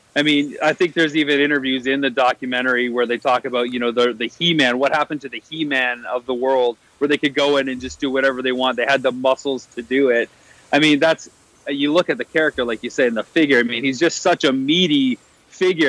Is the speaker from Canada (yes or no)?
yes; Canada; my hometown in Canada